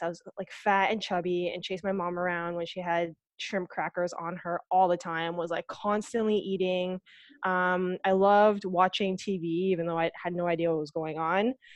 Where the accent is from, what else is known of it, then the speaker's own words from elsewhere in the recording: Aurora, Ontario, Canada; also born or lived in Etobicoke, Ontario; I, I grew up in Aurora. Like, I was born in Etobicoke, but we moved to Aurora when I was quite, quite young